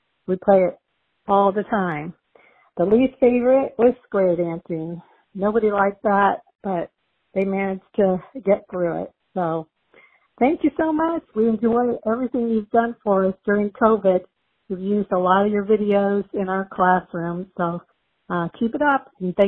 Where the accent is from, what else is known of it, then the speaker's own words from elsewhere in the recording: Plainfield, Illinois, United States; I'm from Plainfield, Illinois.